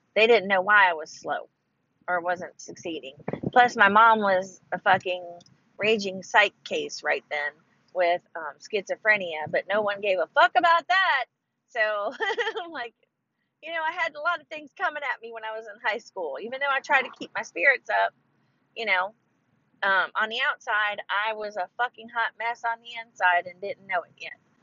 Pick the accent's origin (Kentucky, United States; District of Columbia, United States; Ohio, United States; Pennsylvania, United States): Ohio, United States; moved away as an adult; now in Texas, United States; I'm from originally from Ohio